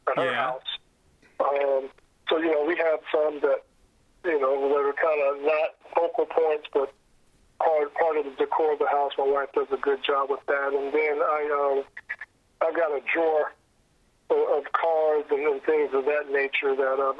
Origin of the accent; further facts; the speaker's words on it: North Carolina, United States; growing up in North Carolina at the time